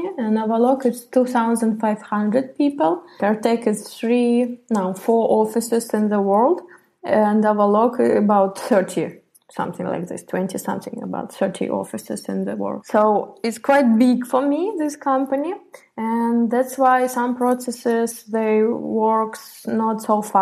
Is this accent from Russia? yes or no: yes; Tver, Tver Oblast, Russia; moved away as an adult; also born or lived in Moscow, Russia; I'm from Russia, Tver